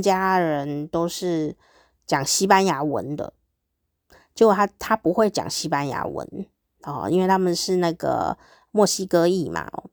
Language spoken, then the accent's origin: Chinese; Taiwan; first language Mandarin Chinese; 我的母语就是台语哦，闽南语